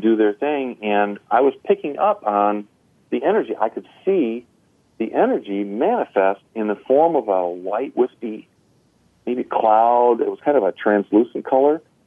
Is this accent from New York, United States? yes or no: yes; North Country, New York, United States; now in Crown Point, United States; I was raised in the North Country, New York